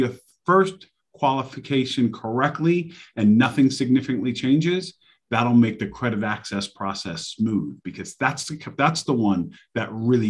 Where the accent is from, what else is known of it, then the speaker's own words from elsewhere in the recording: New York City, New York, United States; now in Charlotte, United States; That's where I'm from. I'm from New York City. I'm actually 718. I'm Queens.